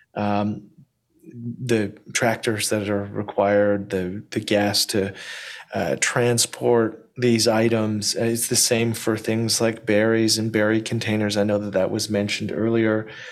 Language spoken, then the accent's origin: English; Canada; now in Ontario, Canada; as a Canadian who lives in Ontario